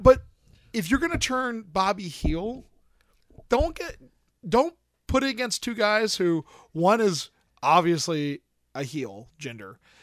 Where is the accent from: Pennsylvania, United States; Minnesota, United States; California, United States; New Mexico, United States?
Pennsylvania, United States; I'm from Pennsylvania